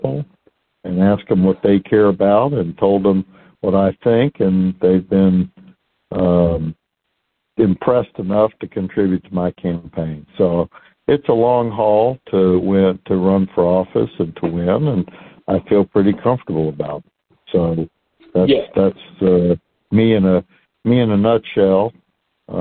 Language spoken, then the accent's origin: English; Houston, Texas, United States; I grew up in Houston, went to the public schools here